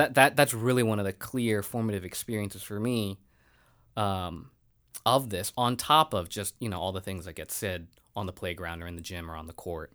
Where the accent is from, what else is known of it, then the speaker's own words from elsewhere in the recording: United States; being Asian American and being a woman in our country